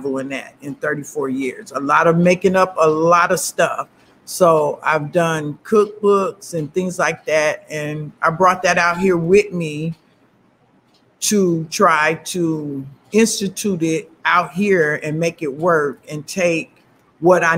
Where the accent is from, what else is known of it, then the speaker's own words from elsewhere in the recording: United States; also born or lived in Chicago, Illinois / Flint, Michigan / Ypsilanti, Michigan; I was born in Chicago, Illinois, and I was raised between Chicago and Flint, Michigan